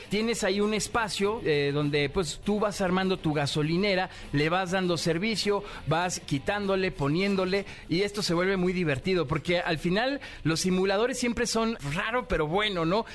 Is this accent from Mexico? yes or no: yes; Mexico; de México